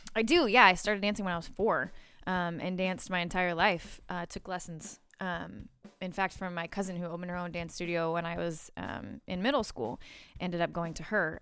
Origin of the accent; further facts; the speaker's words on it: Des Moines, Iowa, United States; moved away; I grew up in Des Moines, Iowa